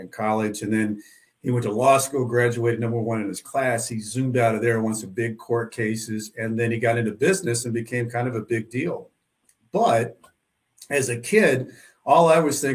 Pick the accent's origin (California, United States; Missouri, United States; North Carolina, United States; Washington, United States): Missouri, United States; Southwest; I grew up in Southwest Missouri, a small town